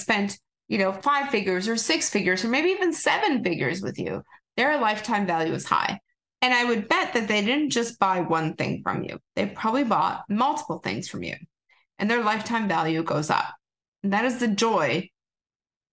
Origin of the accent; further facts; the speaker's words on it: Canada; accent: Canadian; Here comes my Canadian accent